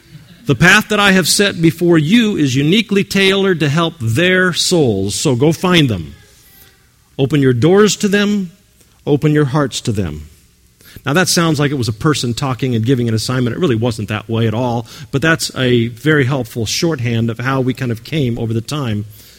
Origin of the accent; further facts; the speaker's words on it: California, United States; I came from California to start a spiritual community about 12 years ago